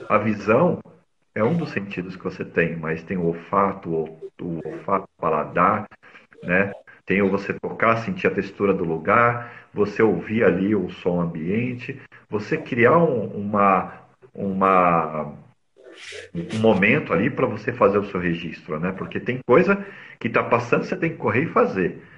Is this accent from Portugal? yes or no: no; São Paulo, Brazil; Eu nasci, é, sou paulistano, nasci aqui na capital de São Paulo